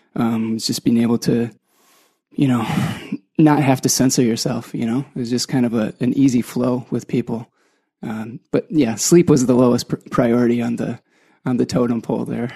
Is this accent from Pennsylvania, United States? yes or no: no; Ann Arbor, Michigan, United States; I'm from Ann Arbor, Michigan.